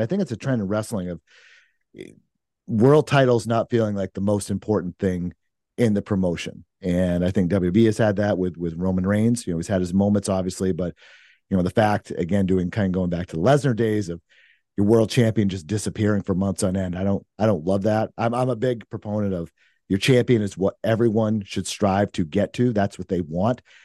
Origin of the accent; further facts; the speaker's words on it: Maine, United States; now in New Hampshire, United States; I'm originally from Maine